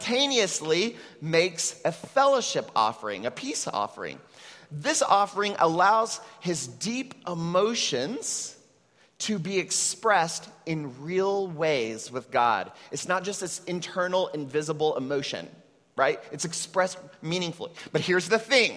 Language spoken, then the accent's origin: English; Texas, United States; now in Puerto Rico; I come from an immigrant Mexican family that settled in Texas